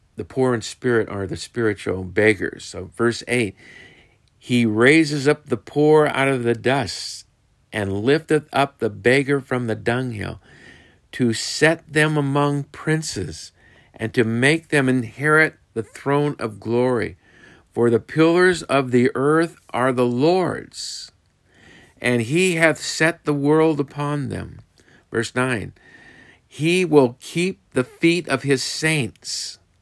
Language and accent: English; United States; as American parents